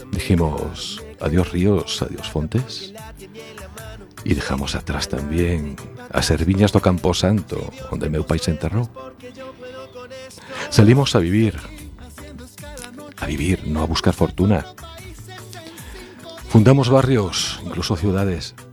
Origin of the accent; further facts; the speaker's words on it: Galicia, Spain; Soy soy gallego, sí. Y como la mayoría de los gallegos tenemos familia en otros países, Argentina, Uruguay, Brasil, República Dominicana, Venezuela, Suiza, Alemania